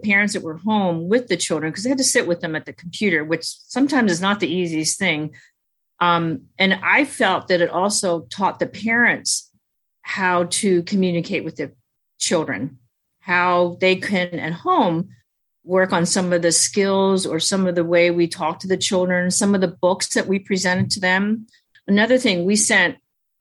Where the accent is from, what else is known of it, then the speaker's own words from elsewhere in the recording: United States; first language Chinese; English is a second language; I was born in America, I was at home with my mom, so we only spoke Chinese